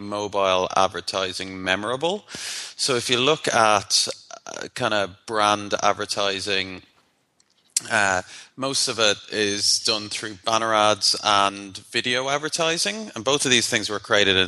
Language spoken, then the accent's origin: English; Ireland; I'm Irish